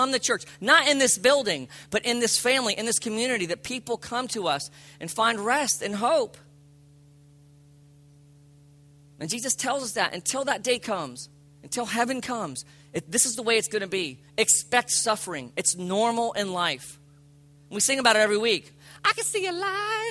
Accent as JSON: {"language": "English", "area": "Palm Beach County", "region": "South Florida", "country": "United States", "tie": "born or raised there", "said": "I grew up in Palm Beach County"}